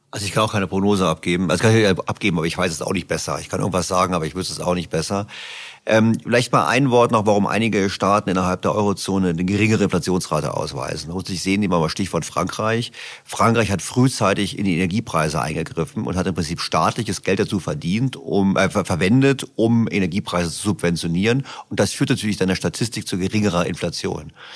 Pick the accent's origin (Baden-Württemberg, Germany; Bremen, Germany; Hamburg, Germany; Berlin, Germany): Berlin, Germany; ich komme aus Berlin